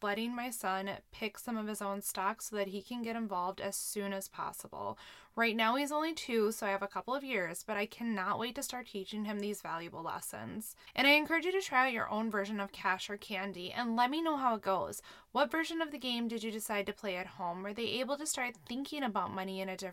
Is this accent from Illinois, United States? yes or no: no; Minnesota, United States; I'm a Minnesotan